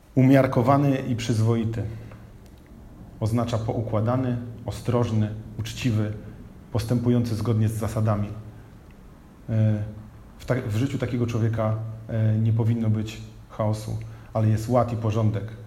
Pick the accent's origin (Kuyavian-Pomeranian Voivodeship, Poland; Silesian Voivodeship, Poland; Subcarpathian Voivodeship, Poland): Kuyavian-Pomeranian Voivodeship, Poland; Bydgoszcz; miasto, w którym się urodziłem, miasto, w którym jesteśmy, czyli Bydgoszcz